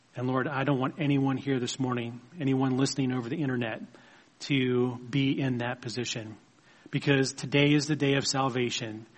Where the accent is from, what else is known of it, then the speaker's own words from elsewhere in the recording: United States; our own country, a country that God has blessed us to live in.